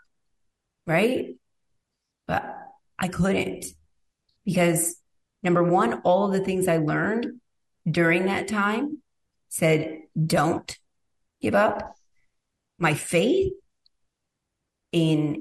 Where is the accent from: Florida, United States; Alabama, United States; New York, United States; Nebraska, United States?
New York, United States; Rome; moved away; I'm literally from Rome, New York